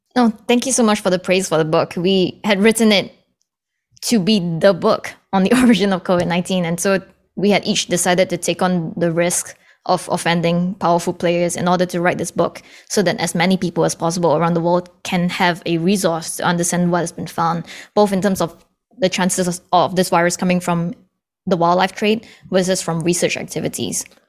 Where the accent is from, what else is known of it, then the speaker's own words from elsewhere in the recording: Singapore; also born or lived in Canada; now in Boston, United States; I was born in Canada, but I grew up in Singapore. And then I moved back to Canada. And now I, I'm based in Boston